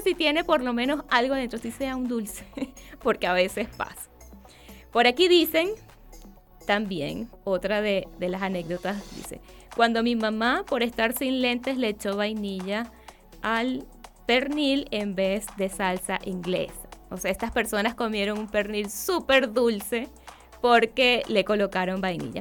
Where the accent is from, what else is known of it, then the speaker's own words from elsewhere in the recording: Venezuela; now in Chile; en el país de donde yo vengo, en Venezuela